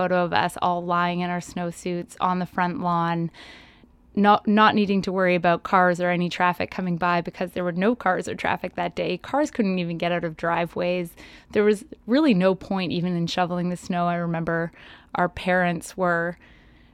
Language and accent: English; Calgary, Alberta, Canada; I grew up in Calgary, and the winters in Calgary are a bit different than the rest of Canada